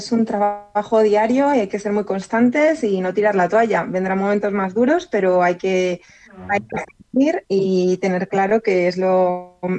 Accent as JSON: {"language": "Spanish", "region": "England", "country": "United Kingdom", "second_language": "Spanish", "said": "O sea, ellos saben que yo soy inglés y su padre español."}